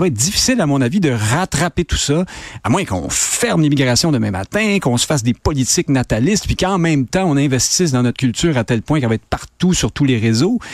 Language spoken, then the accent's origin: French; Quebec, Canada; on est rendu Québécois, c'est une identité provinciale, mais pas seulement, on est Québécois francophone